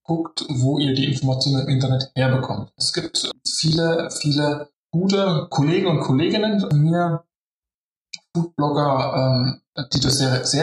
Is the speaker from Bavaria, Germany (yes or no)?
yes; Bavaria, Germany; ich als Bayer äh, liebe auch einfach Kartoffeln und die in allen möglichen Variationen